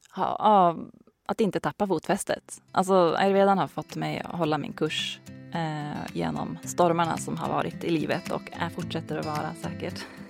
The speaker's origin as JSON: {"language": "Swedish", "area": "Hälsingland", "region": "Gävleborg County", "country": "Sweden", "tie": "born or raised there", "also_born_or_lived": "Stockholm", "moved": "as an adult", "lives_now": "Bollnäs, Sweden", "said": "Jag är uppvuxen i Hälsingland."}